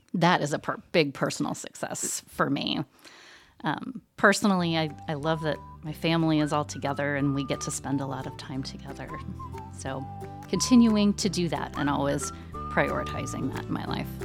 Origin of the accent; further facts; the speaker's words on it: Southeastern Ohio, United States; moved away as an adult; also born or lived in Danville, Kentucky / Strasbourg, France / Indiana; now in Muncie, United States; I'm actually originally from Southeastern Ohio.